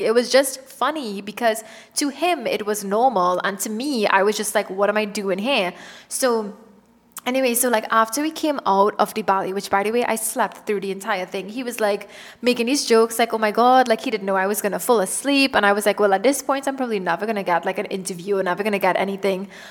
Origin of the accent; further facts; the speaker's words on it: Trinidad & Tobago; moved away; I am from Trinidad and Tobago